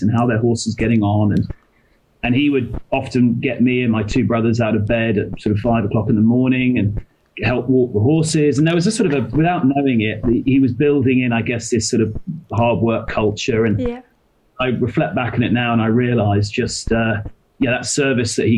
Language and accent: English; Somerset, South West England, United Kingdom; also born or lived in London; now in Singapore; I'm English. That's where I grew up. I actually grew up down in Somerset.